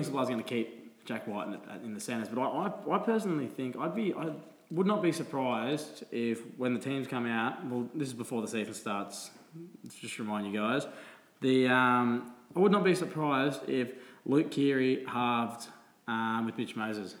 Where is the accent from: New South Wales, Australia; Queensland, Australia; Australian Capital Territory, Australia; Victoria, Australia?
Queensland, Australia; Gold Coast; we are from the Gold Coast.